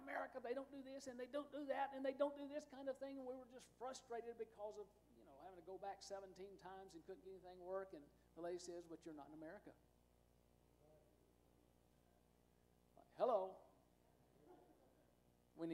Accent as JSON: {"language": "English", "country": "United States", "said": "as an American, not being a Mexican"}